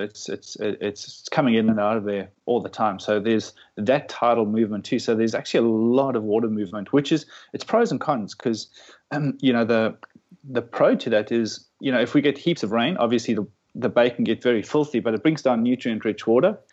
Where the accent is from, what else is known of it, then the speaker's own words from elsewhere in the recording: Namibia; also born or lived in South Africa; now in Melbourne, Australia; I grew up in Namibia, which is just just north of uh, South Africa on the west coast